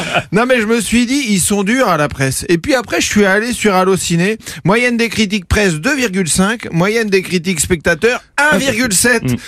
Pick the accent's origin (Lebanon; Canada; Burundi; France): France; je suis français